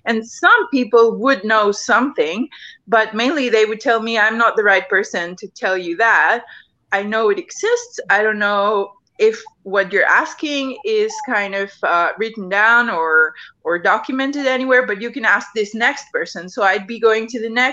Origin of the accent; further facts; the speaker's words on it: Mexico; I grew up here in Mexico